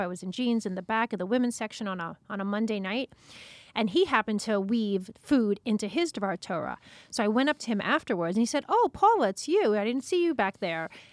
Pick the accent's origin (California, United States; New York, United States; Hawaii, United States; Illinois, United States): New York, United States; Long Beach; I grew up in Long Beach, Long Island